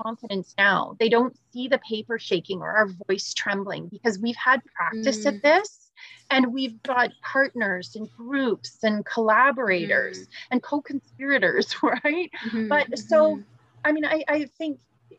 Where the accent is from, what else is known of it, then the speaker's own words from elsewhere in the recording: York Region, Greater Toronto Area, Ontario, Canada; I grew up in Northern Ontario, or I was born in Northern Ontario, but then grew up in York Region, in the GTA